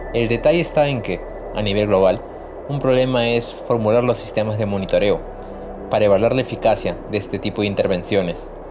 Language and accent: Spanish; Chosica, Lima, Peru; Los veranos de mi niñez en Chosica podían ser muy duros